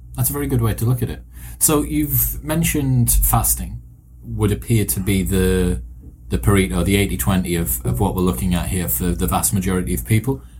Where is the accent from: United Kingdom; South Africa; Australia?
United Kingdom; British, I'm British